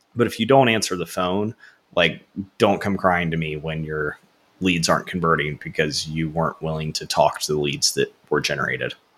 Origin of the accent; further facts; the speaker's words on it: Florida, United States; born and raised in Florida, went to Florida State for college